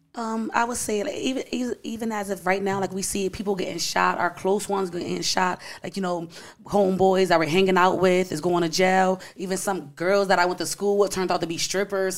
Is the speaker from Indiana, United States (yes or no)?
no; Bridgeport, Connecticut, United States; I'm from Bridgeport, Connecticut, born and raised.